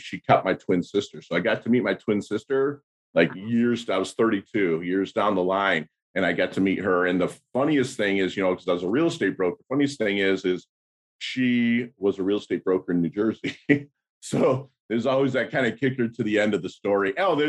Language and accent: English; Philippines; born there; But I was born in 1972 in the Philippines. My mother is Filipino. My father was an American GI that just kind of knocked her up and left.